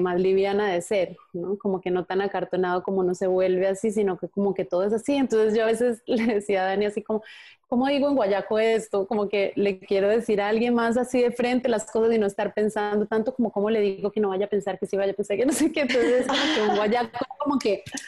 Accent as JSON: {"language": "Spanish", "region": "Andean region", "country": "Colombia", "said": "desde chiquita yo decía, ay, yo por qué no hablo así como los costeños, me encantaba cómo hablan los costeños en Colombia"}